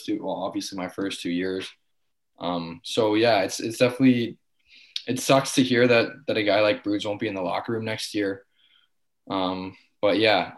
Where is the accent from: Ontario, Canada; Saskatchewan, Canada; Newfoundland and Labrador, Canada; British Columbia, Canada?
Ontario, Canada; Richmond Hill; I'm from Richmond Hill